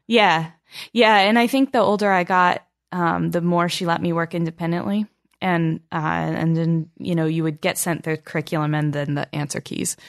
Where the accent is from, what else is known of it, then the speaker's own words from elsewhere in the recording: Albany, New York, United States; Albany, New York.